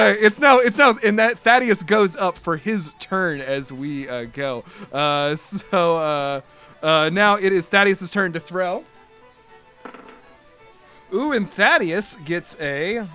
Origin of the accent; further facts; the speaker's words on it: Delaware, United States; born there; I'm here to say I was born in Delaware in 1982.